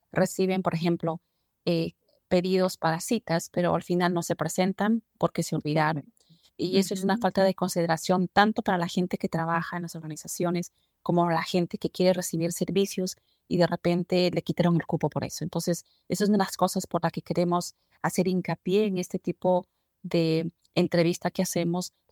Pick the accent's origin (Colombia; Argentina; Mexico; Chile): Colombia; moved away as an adult; now in Phoenix, United States; yo vengo de Colombia.